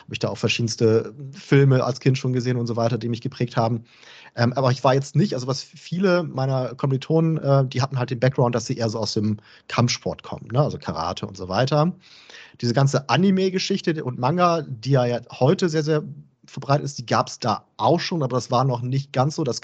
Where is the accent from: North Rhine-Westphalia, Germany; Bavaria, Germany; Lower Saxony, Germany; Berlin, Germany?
Lower Saxony, Germany; Äh, ich komme ursprünglich aus der Nähe von Bremen, bin fern an der Aller geworden, also wirklich im äh, Umland von Bremen.